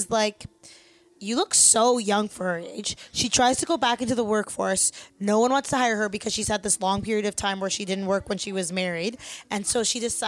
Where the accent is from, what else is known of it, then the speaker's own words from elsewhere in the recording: Toronto, Ontario, Canada; I was born and raised in Toronto